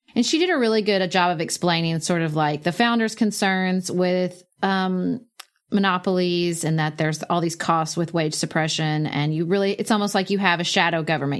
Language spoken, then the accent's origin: English; United States; as an American